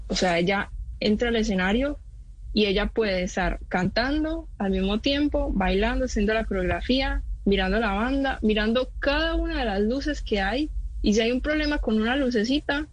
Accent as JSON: {"language": "Spanish", "town": "Medellín", "region": "Antioquia", "country": "Colombia", "tie": "born or raised there", "said": "yo soy de Medellín y es mi casa, es mi, hogar, de ahí crecí todo"}